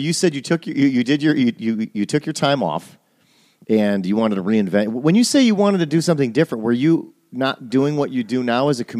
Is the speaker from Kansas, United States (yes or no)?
no; Milwaukee, Wisconsin, United States; now in Los Angeles, United States; when I was growing up in Milwaukee